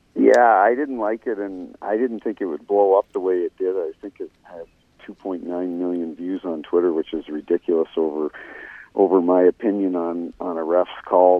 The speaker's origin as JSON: {"language": "English", "country": "Canada", "tie": "born or raised there", "moved": "yes", "lives_now": "St. Louis, United States", "said": "I grew up in Canada and grew up a Toronto Maple Leafs fan"}